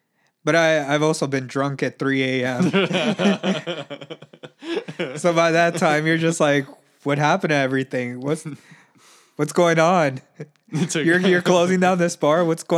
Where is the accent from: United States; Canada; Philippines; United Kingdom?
United States; Florida; I was born in Florida.